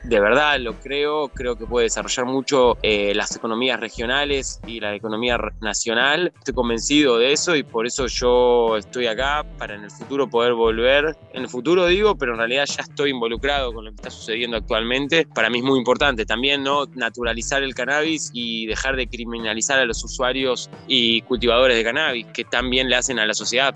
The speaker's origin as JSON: {"language": "Spanish", "country": "Argentina", "moved": "as an adult", "lives_now": "Israel", "said": "siendo argentino lo viví como argentino toda mi vida"}